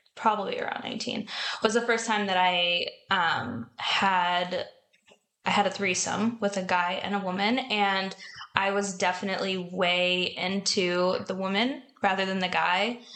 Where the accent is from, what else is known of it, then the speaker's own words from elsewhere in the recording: New Jersey, United States; now in San Diego, United States; I'm from New Jersey, but I've been in San Diego since 2015